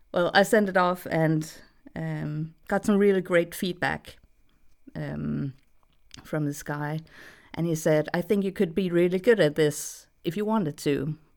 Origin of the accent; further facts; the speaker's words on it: Denmark; English is a second language; I'm from Denmark, so I have a slightly weird accent.